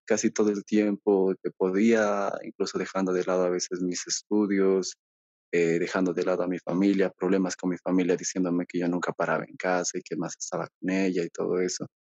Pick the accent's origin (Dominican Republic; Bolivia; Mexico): Bolivia; aquí yo soy de Bolivia